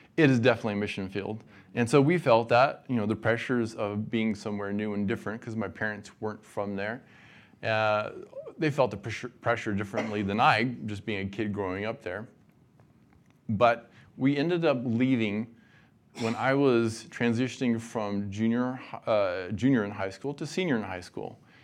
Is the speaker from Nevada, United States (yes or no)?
yes; Nevada, United States; moved away; I grew up in Nevada